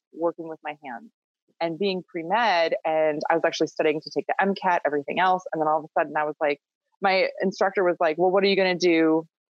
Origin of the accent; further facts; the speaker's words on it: Minnesota, United States; also born or lived in Northern Michigan; I grew up in Minnesota. I actually grew up on a small goat farm